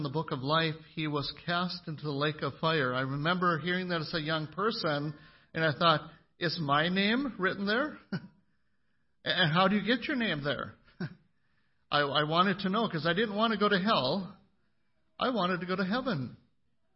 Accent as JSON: {"language": "English", "town": "McIntosh", "region": "Minnesota", "country": "United States", "tie": "born or raised there", "said": "growing up in McIntosh, Minnesota"}